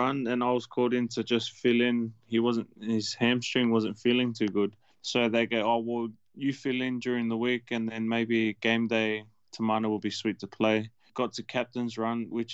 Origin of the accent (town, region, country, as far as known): Sydney, New South Wales, Australia; born or raised there; also born or lived in Auckland, New Zealand / Fairfield, Sydney